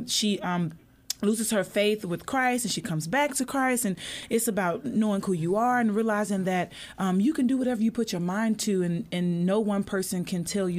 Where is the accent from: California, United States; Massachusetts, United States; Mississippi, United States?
Mississippi, United States; And I'm from Mississippi.